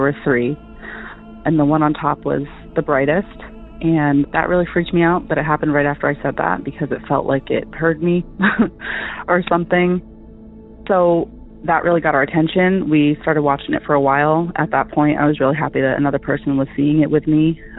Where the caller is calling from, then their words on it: Massachusetts, United States; I'm calling from Massachusetts